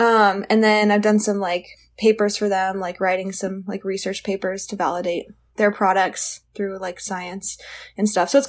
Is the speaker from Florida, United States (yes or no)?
no; Bend, Oregon, United States; I'm from Bend, Oregon